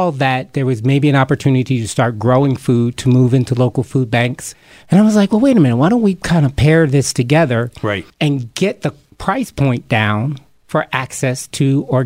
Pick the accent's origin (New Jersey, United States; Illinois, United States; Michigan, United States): New Jersey, United States; Camden; also born or lived in Somers Point, New Jersey / Mays Landing, New Jersey / Philadelphia / Colorado; I remember being a kid growing up in Camden, New Jersey.